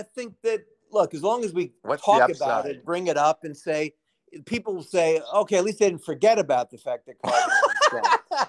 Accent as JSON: {"language": "English", "town": "New York City", "region": "New York", "country": "United States", "tie": "born or raised there", "said": "not the Brooklyn I grew up"}